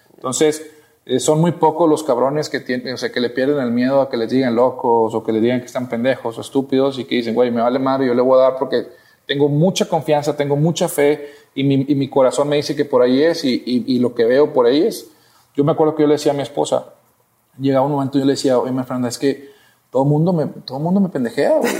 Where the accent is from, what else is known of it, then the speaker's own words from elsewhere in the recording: Matamoros, Tamaulipas, Mexico; now in Monterrey, Mexico; yo soy de Matamoros, Tamaulipas, una ciudad fronteriza